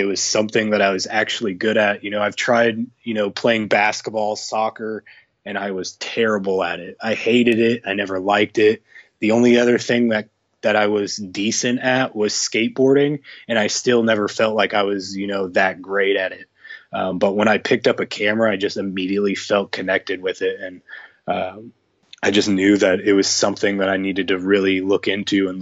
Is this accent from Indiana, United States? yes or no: yes; Indianapolis, Indiana, United States; I was born and raised in Indiana, and I've been here my entire life.